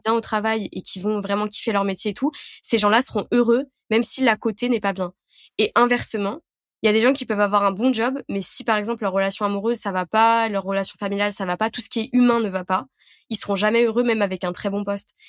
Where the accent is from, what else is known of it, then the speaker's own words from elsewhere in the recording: Lyon, Auvergne-Rhône-Alpes, France; je suis lyonnaise.